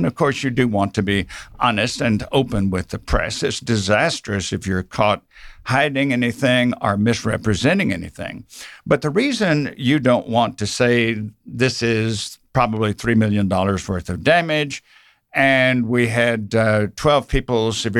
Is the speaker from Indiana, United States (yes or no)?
no; Mississippi, United States; now in Georgia, United States; I grew up in South Mississippi, so I suppose I started with an accent